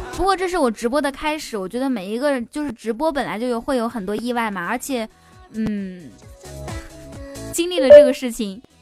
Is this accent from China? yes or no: yes; Kaifeng, Henan, China; 开封哦，开封。哎，巧了，我也是开封的